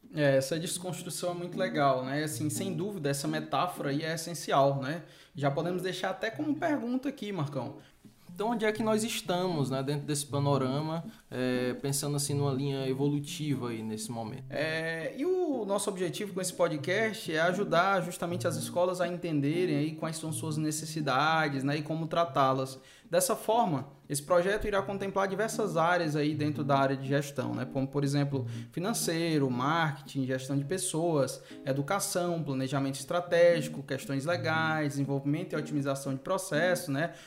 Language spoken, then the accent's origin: Portuguese; Fortaleza, Ceará, Brazil; eu sou de Fortaleza, né, aqui no Ceará. Eu cresci em um ambiente de empreendedorismo, né? Meu avô tinha uma metalúrgica praticamente no quintal da minha casa